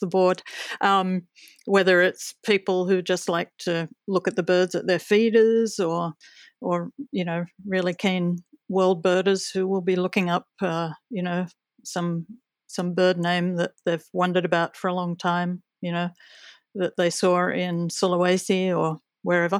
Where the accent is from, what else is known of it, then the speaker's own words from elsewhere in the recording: Australia; as an Australian